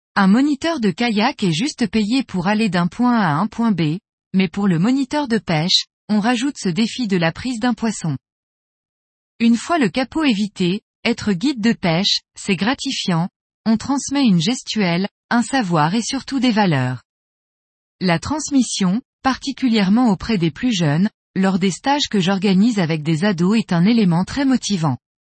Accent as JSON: {"language": "French", "area": "plateau des Mille Étangs, Haute-Saône", "region": "Bourgogne-Franche-Comté", "country": "France", "tie": "born or raised there", "also_born_or_lived": "Lozère", "moved": "yes", "said": "j'ai décidé de revenir m'installer, avec ma petite famille, dans ma région natale"}